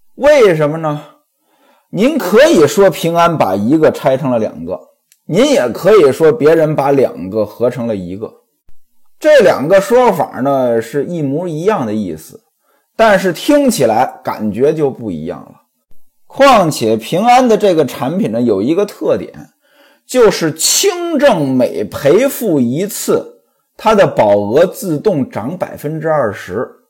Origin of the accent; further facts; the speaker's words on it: northern China, China; 在我们北方呀，反正在我老家呀